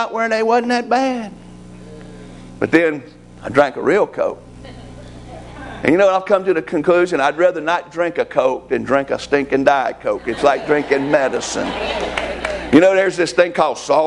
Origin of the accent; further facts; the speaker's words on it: United States; I'm an American